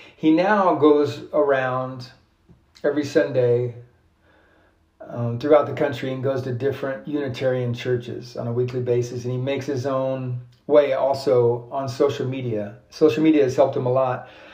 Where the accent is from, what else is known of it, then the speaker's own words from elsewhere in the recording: United States; as an American